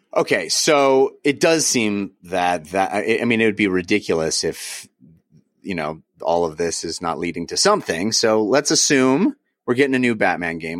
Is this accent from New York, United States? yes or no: no; Bay Area, California, United States; I grew up in the Bay Area